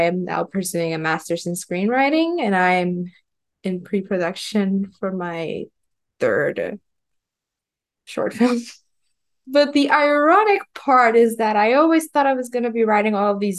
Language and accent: English; Puerto Rico; first language Spanish; English is a second language; I grew up in Puerto Rico. And so, my first language is Spanish.